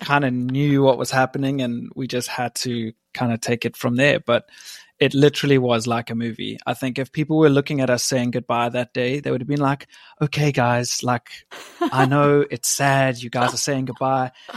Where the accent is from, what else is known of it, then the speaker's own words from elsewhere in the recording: South Africa; moved away as an adult; also born or lived in West Virginia; now in England; I was born in England, grew up in South Africa, and I went to West Virginia on a college soccer scholarship